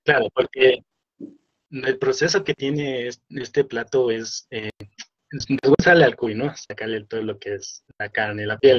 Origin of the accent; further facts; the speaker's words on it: Machachi, Pichincha, Ecuador; Soy de Machachi